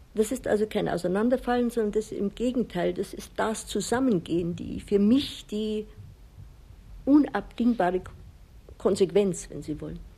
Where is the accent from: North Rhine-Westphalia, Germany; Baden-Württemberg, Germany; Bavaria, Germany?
Bavaria, Germany; Chiemsee; moved away as an adult; also born or lived in Pitzling; now in Rocca di Papa, Italy; Ich bin am Chiemsee aufgewachsen